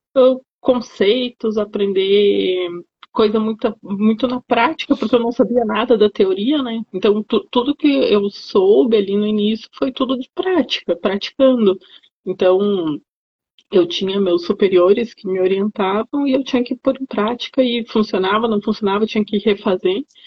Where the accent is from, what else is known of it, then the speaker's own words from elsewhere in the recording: Rio Grande do Sul, Brazil; eu sou gaúcha, então era lá no Rio Grande do Sul